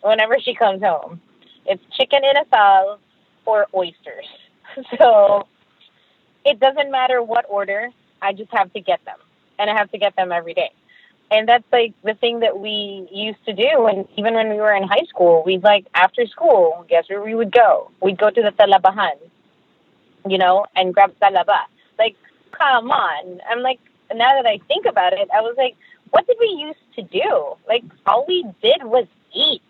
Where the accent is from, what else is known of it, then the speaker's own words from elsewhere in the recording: Philippines; As a Filipino